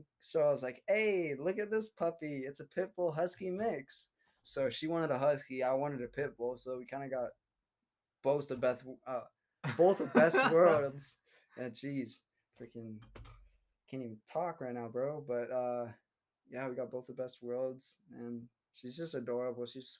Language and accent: English; Seattle, Washington, United States; also born or lived in Russia / California; So I was born in Russia. Adopted when I was 2 years old by my mom. Well, actually, I have two moms. And so they adopted me when I was two. Came over. Lived in Seattle originally. Went to preschool, elementary, transferred to California